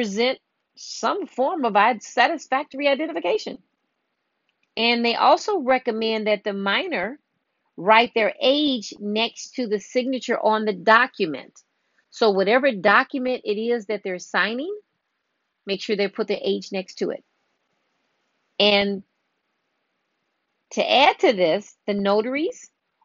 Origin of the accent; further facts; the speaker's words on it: Illinois, United States; I'm from Illinois